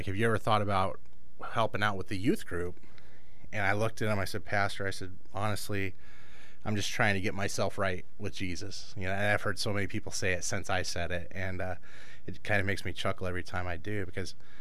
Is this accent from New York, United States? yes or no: no; Los Angeles, California, United States; moved away as an adult; now in Chicago, United States; I grew up in Los Angeles in a pretty rough area